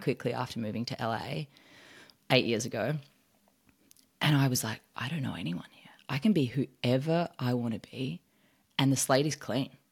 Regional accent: Australia; moved away as an adult; now in United States

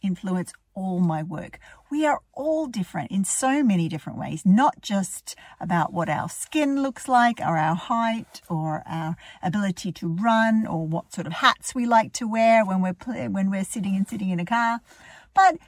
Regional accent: Australia; now in Ireland; I was raised in Australia. I live in Ireland now

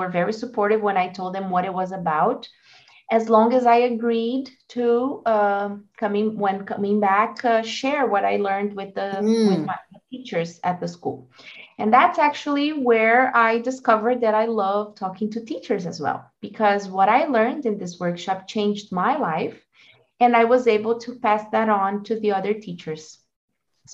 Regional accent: Brazil; English is a second language; also born or lived in United States; I'm from Brazil

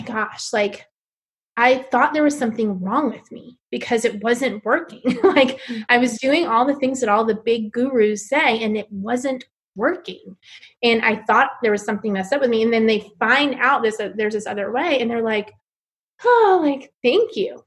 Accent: New York City, New York, United States; moved away as an adult; also born or lived in South Carolina / Bangkok, Thailand; I am originally from New York City. So I grew up in Queens, New York my whole life

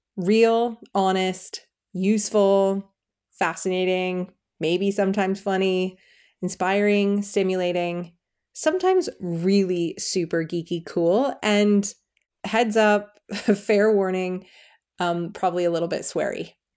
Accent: United States; moved away as an adult; also born or lived in California; now in England, United Kingdom; I'm an American living in England with my dream guy and our three girls

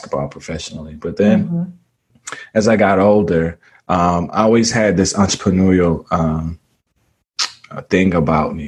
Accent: Mississippi, United States; born and raised in Mississippi

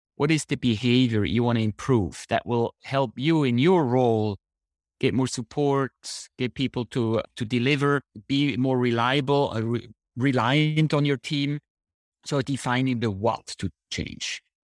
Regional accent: Switzerland; moved away as an adult; also born or lived in San Diego; I grew up in Switzerland

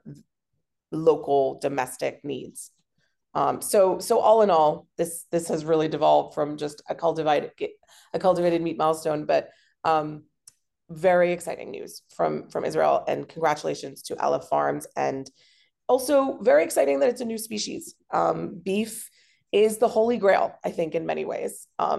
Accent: Hong Kong; growing up in Hong Kong, because we have fantastic public transport and it's a pedestrian city

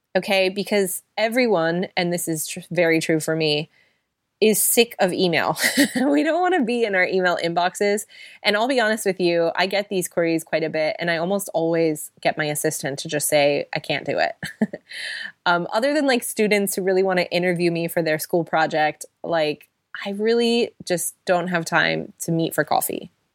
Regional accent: United States; now in London, United Kingdom; We both live in London, we're both American

